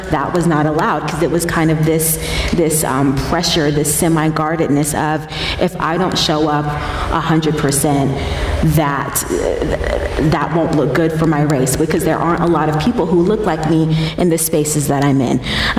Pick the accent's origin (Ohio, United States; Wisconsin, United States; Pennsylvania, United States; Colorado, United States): Colorado, United States; Colorado Springs; Yeah. So I grew up in Colorado Springs. That's where I was born and raised.